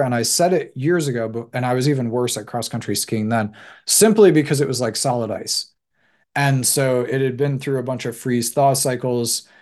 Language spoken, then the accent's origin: English; United States; I'm American